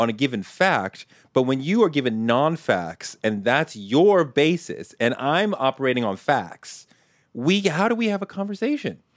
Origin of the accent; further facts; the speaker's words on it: Boston, Massachusetts, United States; I grew up in Boston